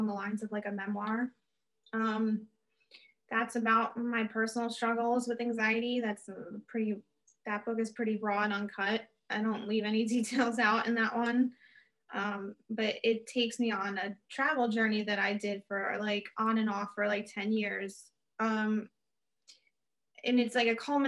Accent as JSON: {"language": "English", "country": "United States", "said": "I was American"}